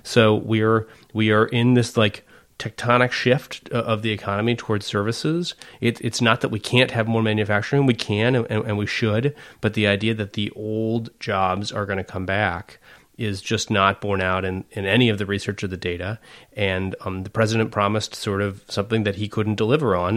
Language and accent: English; McMinnville, Oregon, United States; I grew up in McMinnville